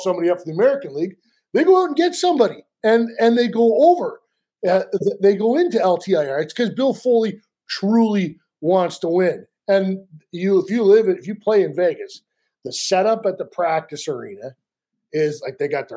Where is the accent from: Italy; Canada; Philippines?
Canada; I'm a Canadian.